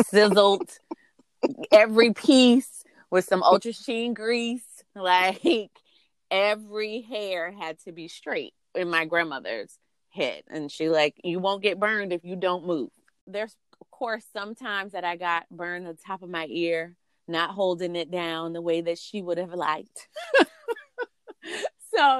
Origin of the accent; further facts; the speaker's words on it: South Carolina, United States; now in Washington, D.C., United States; growing up in the South, my mother and grandmother wanted to make sure we didn't look too grown